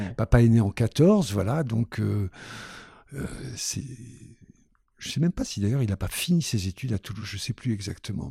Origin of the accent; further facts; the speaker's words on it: Constantine, Constantine Province, Algeria; now in Paris, France; je suis né en Algérie à Constantine, oh, je peux vous le dire, en 1950, en octobre 50